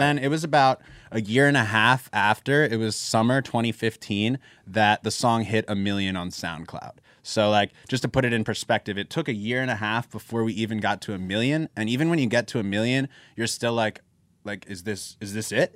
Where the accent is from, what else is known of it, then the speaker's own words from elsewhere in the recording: Philadelphia, Pennsylvania, United States; we're from Philly